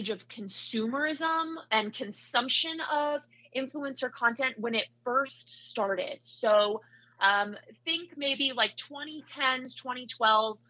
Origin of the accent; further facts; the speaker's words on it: Iowa, United States; moved away as an adult; also born or lived in Salt Lake City, Utah; now in Chicago, United States; I grew up in Iowa, so I went to Iowa State for my undergrad.